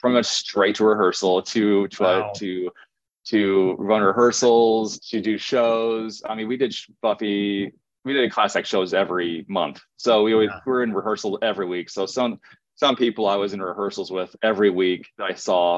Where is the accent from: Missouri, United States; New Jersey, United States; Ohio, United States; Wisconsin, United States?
Missouri, United States; Springfield; moved away as an adult; also born or lived in Denver, Colorado; now in Los Angeles, United States; ever since I moved back to Springfield from Denver